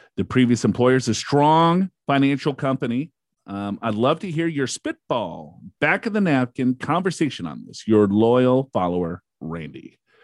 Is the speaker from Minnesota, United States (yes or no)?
yes; Minnesota, United States; I am from Minnesota